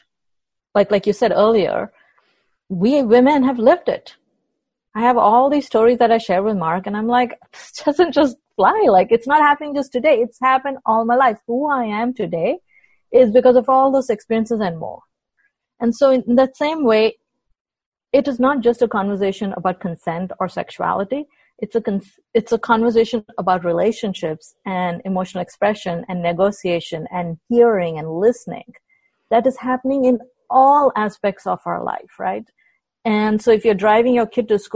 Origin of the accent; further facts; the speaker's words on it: India; now in United States; being an Indian woman in the U.S. context